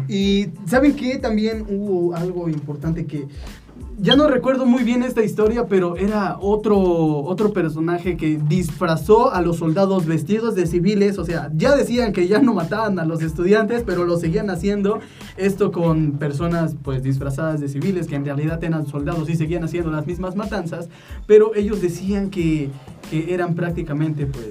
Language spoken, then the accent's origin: Spanish; Mexico; somos los mexicanos